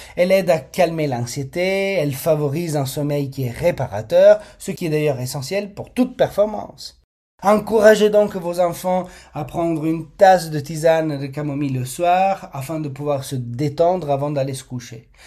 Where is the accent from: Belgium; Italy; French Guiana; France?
Italy; je suis italien et dans notre culture, les repas en famille sont bien plus que des moments de partage